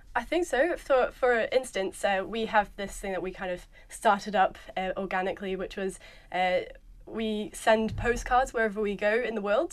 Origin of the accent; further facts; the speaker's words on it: New Zealand; moved away; I'm a Kiwi